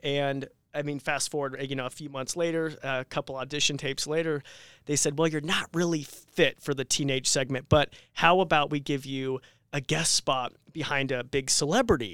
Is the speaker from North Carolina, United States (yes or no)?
no; Robie Creek, Idaho, United States; I was born and raised here in Idaho, actually Roby Creek.